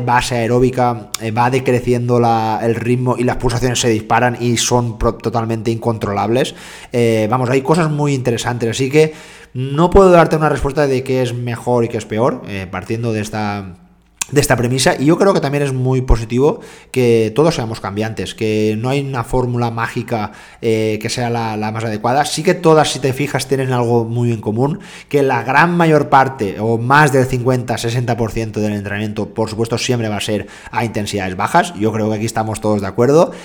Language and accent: Spanish; Jaén, Andalusia, Spain; soy de Jaén